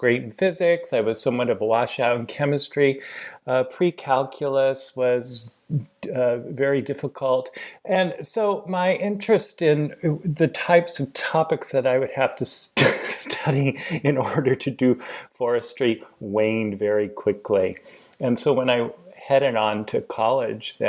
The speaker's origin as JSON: {"language": "English", "town": "Portland", "region": "Oregon", "country": "United States", "tie": "born or raised there", "said": "I was born and raised in Portland, Oregon"}